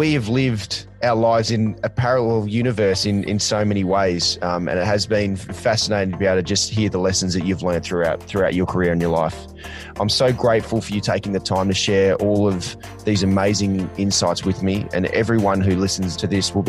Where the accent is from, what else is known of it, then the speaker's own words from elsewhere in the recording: Australia; growing up in Australia